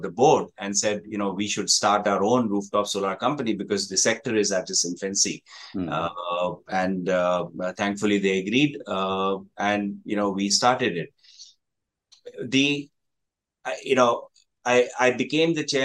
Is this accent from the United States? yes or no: no; Jamshedpur, Jharkhand, India; moved away as an adult; also born or lived in Delhi / Kolkata; now in Ho Chi Minh City, Vietnam; I hail from India, from Jamshedpur